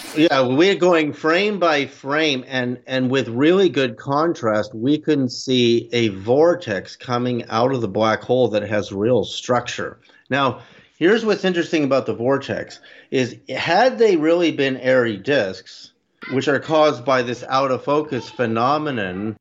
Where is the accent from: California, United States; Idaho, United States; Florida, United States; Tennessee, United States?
California, United States; Berkeley; also born or lived in Canada; I'm Canadian, but our family moved to Berkeley, California, in about 1965